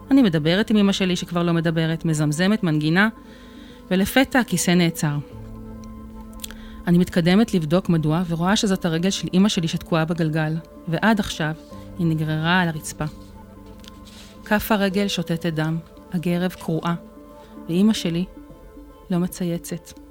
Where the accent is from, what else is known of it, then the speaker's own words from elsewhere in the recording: Netanya, Central District, Israel; אני נתניאתית גאה, נולדתי וגרתי בנתניה, בבית רגיל לחלוטין, וסך הכל, ילדותי הייתה טובה.